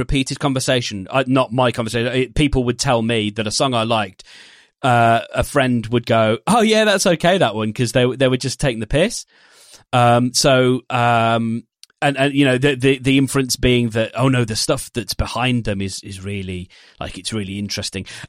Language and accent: English; United Kingdom; we're British